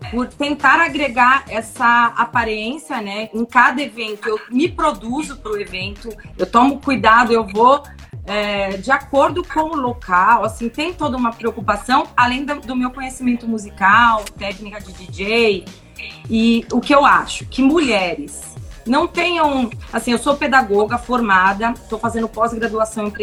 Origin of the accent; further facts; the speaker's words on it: São Paulo, Brazil; now in Indaiatuba, Brazil; A gente veio de São Paulo e mora em Dayatuba acho que há quase três anos.